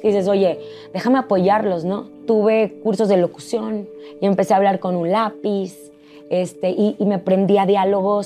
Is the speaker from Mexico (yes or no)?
yes; San Nicolás de los Garza, Nuevo León, Mexico; moved away as an adult; Yo soy de San Nicolás de los Garza, Nuevo León.